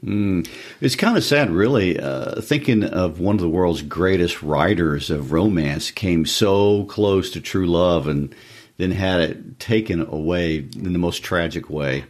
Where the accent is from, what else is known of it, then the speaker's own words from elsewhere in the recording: Lawson, United States; my hometown of, of Lawson, except we weren't even big enough for a Walmart